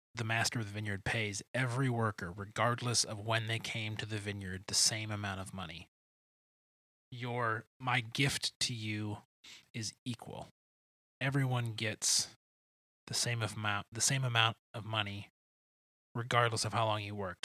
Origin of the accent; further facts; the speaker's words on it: Grosse Pointe, Michigan, United States; I grew up in Metro Detroit. I grew up in a town called Grosse Pointe